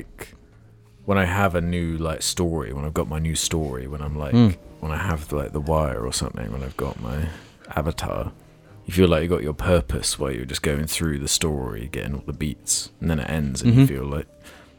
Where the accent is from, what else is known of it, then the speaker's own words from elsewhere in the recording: England, United Kingdom; I'm actually English, though.